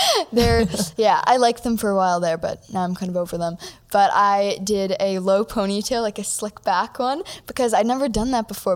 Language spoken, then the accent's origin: English; Toronto, Ontario, Canada; I'm from Toronto, Canada.